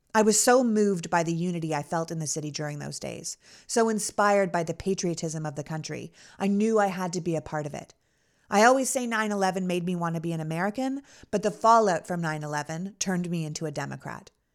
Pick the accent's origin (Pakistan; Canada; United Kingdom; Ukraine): Canada; moved away as an adult; also born or lived in New York City; now in United States; I was born and raised in Canada.